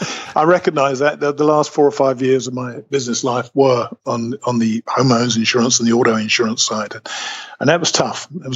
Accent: United Kingdom; accent: British; moved away as an adult; now in Alabama, United States; I came out to the U.S. in 2005.

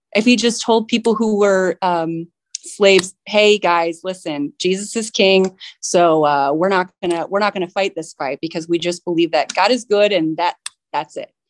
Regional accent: San Diego, California, United States; I do work at a small business in my, in my hometown here

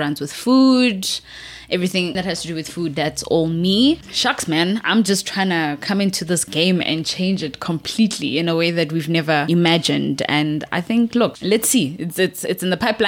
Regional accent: Johannesburg, Gauteng, South Africa; born and raised in Soweto

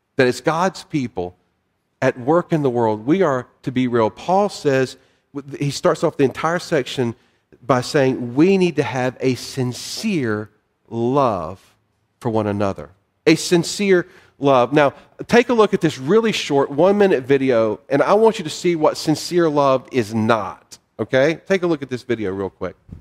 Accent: the South, United States; moved away; I'm a Southerner. I've lived in other parts of the country

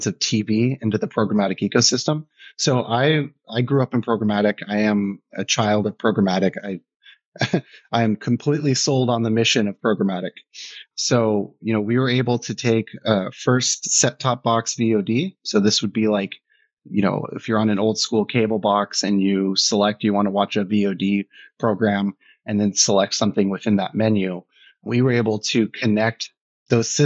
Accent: San Diego, California, United States; moved away as an adult; also born or lived in Germany / London / New York; I grew up in San Diego, so I'm American

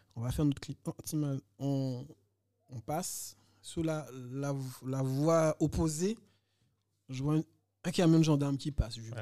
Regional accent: Guadeloupe; moved away as an adult; also born or lived in Montpellier / Pierrefitte-sur-Seine; Je suis né en Guadeloupe

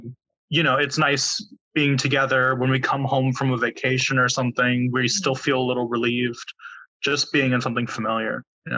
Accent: San Diego, California, United States; moved away as an adult; now in Seoul, South Korea; Yeah, I grew up in San Diego. I never lived abroad

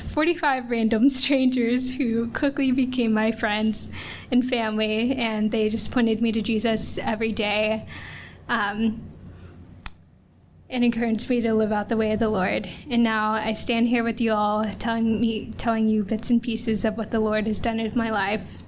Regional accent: Alabama, United States; moved away as an adult; also born or lived in Guayaquil, Ecuador / Dallas, Texas; I'm from Alabama, but I also was adopted from Guayaquil, Ecuador when I was 2 years old, and I grew up in a loving Christian household

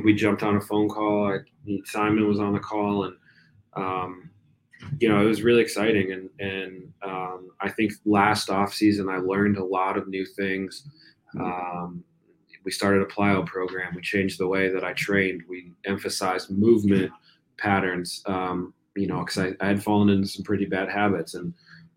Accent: New Jersey, United States; moved away; also born or lived in Virginia; I grew up in New Jersey

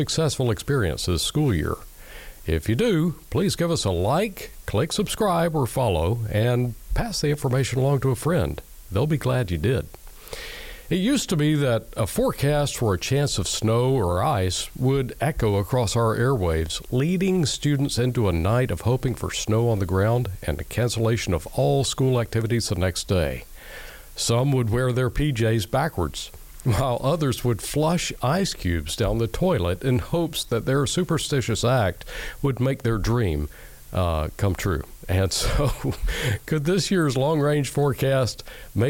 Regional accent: the South, United States; I as a Southerner

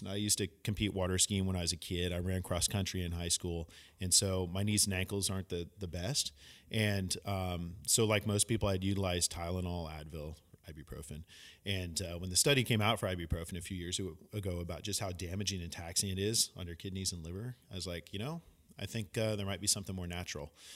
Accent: San Francisco, California, United States; also born or lived in San Luis Obispo; myself growing up in San Francisco in the Bay Area

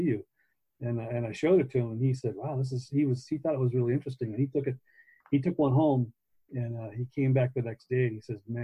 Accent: Long Beach, California, United States; I was born and raised in Long Beach

